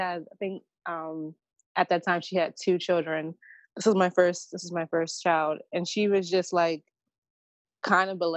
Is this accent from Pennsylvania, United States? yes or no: yes; Harrisburg, Pennsylvania, United States; moved away as an adult; also born or lived in Philadelphia; my hometown in Harrisburg.